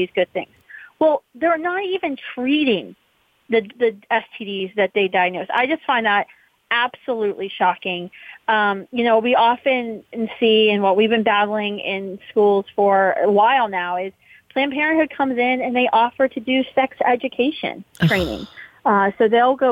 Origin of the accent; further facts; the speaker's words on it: West Virginia, United States; my home state, West Virginia Wesleyan University